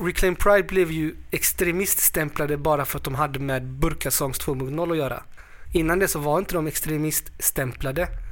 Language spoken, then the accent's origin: Swedish; Sweden; jag är född i Sverige